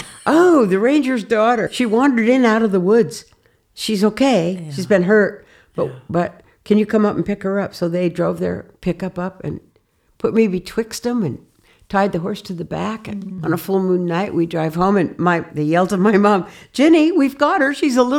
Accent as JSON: {"language": "English", "town": "Sheridan", "region": "Wyoming", "country": "United States", "tie": "born or raised there", "also_born_or_lived": "Colorado", "said": "That was when I was in third grade. We moved to Sheridan from Colorado, from the prairies, way out in the prairies."}